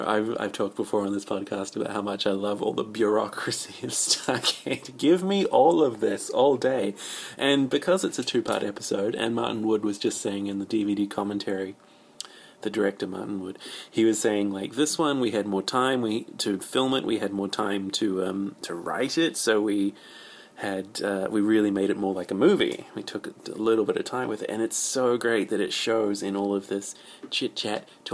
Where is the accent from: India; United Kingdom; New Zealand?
New Zealand; I'm from New Zealand